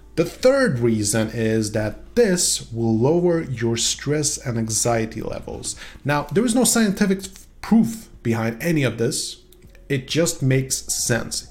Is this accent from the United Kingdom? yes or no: no; Sweden; English is a second language; i am from Sweden